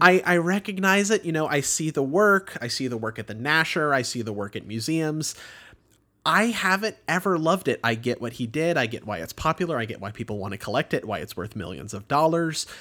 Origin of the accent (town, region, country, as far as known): Houston, Texas, United States; born or raised there